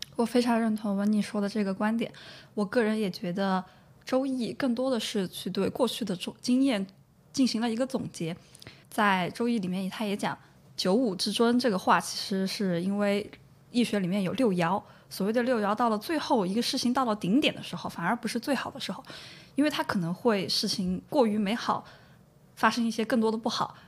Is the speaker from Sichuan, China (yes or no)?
yes; Chengdu, Sichuan, China; now in London, United Kingdom; 那一年我家就是成都的